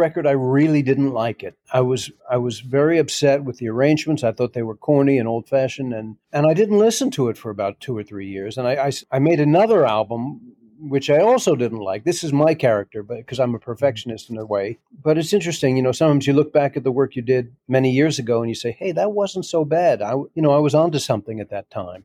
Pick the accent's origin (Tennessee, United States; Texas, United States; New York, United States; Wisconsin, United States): New York, United States; New York City; I'm an American kid growing up in New York City in the 60s and 70s